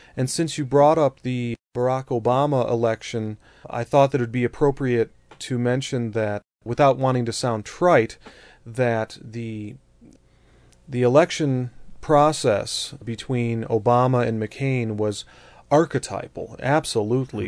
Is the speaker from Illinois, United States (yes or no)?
no; Colorado, United States; here in Colorado, my home state